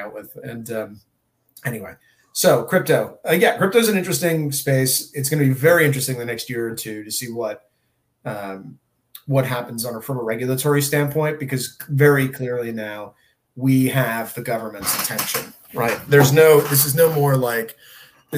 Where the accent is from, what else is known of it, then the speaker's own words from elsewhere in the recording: Connecticut, United States; I'm from Connecticut.